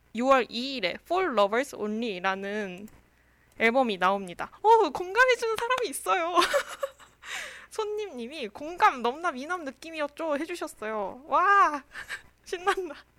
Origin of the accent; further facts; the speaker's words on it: Daejeon, South Korea; moved away as an adult; also born or lived in Seoul; 저는 이제 대전 사람인데